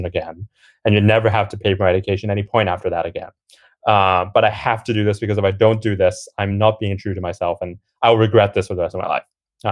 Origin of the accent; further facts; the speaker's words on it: Hong Kong; moved away as an adult; now in United Kingdom; I grew up in Hong Kong and had a bit of an up and down journey in high school before I eventually came over to the UK.